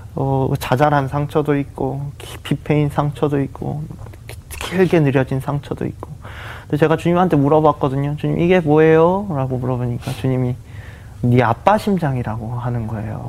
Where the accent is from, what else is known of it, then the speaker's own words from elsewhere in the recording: Gyeongsang, South Korea; 저도 경상도 사람이라서